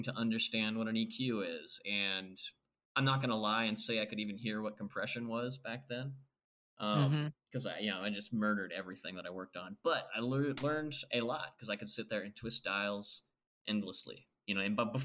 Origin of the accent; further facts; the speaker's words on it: Nebraska, United States; moved away; I grew up in Nebraska, a small town in Nebraska.